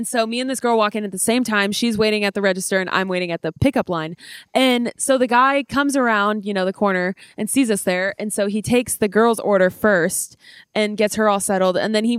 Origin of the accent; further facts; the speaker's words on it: Las Vegas, Nevada, United States; moved away; Yeah, obviously, we're from Vegas. And my mom, we had just moved here.